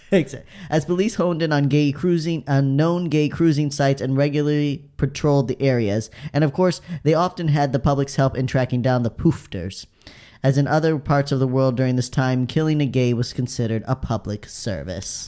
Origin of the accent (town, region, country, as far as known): United States